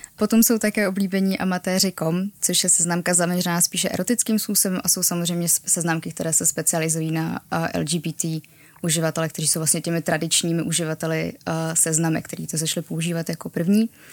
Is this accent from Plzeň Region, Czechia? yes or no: no; Prague, Czechia; já jsem z Prahy